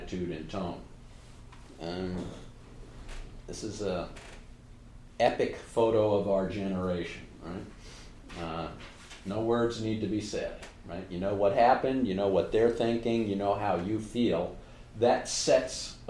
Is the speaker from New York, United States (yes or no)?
yes; New York, United States; I'm a New Yorker